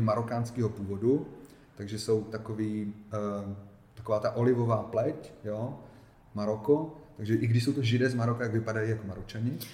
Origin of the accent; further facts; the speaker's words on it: Ostrava, Moravian-Silesian Region, Czechia; moved away as an adult; also born or lived in Israel; Já jsem se narodil v Ostravě